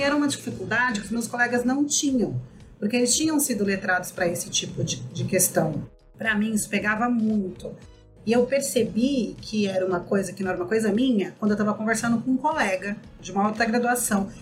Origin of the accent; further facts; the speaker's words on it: São Paulo, Brazil; Eu nasci e cresci em comunidades periféricas ali na Zona Leste